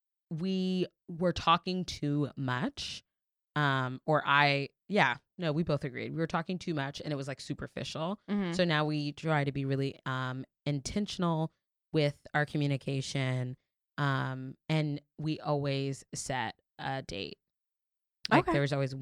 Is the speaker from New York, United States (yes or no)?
yes; New York City, New York, United States; you forget as a New Yorker how chaotic it is to get around in New York till you're with like a civilian.